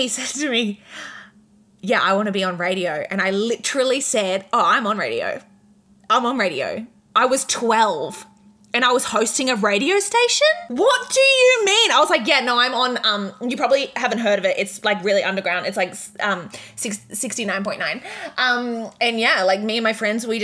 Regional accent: Redcliffe, Queensland, Australia; I'm from Redcliffe. There's not even waves in Redcliffe

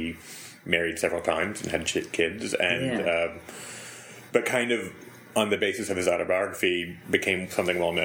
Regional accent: United States; I'm an American. In case you couldn't tell, an American.

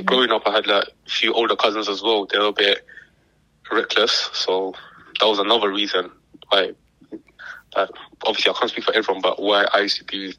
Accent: London, United Kingdom; I'm my late 20s and I'm from East London.

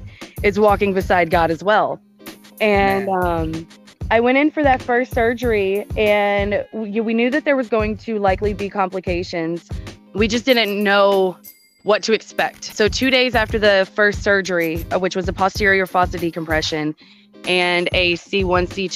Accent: Houston, Texas, United States; moved away; that's where I'm from

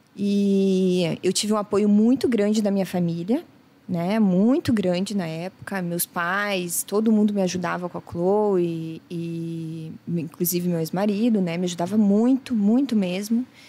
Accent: Brazil; Eu sou do Brasil

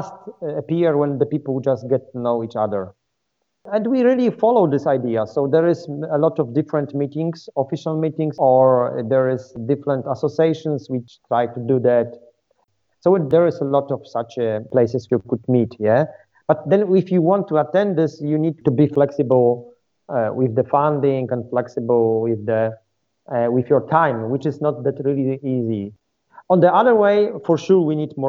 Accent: Poland; also born or lived in Germany; I was coming from Poland

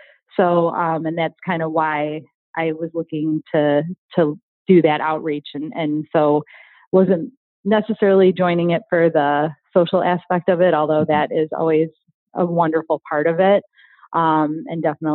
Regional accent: Riverside, Illinois, United States; I grew up in Riverside, so haven't moved

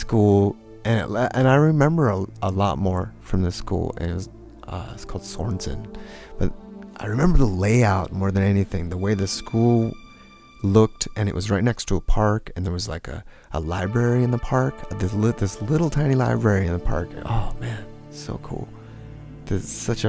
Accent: Rancho Cucamonga, California, United States; also born or lived in East Los Angeles / Ellicott City, Maryland; I grew up in Rancho Cucamonga

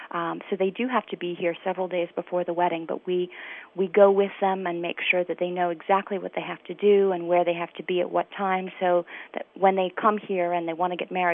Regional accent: Washington, District of Columbia, United States; moved away as an adult; now in Italy; planned the entire thing from Washington, D.C., my hometown.

